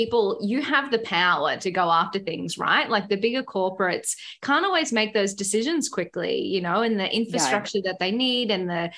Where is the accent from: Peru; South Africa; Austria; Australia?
Australia; Queensland; being a Queenslander myself.